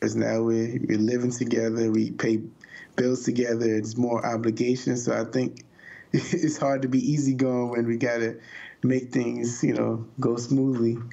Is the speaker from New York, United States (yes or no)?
yes; New York, United States; I'm a New Yorker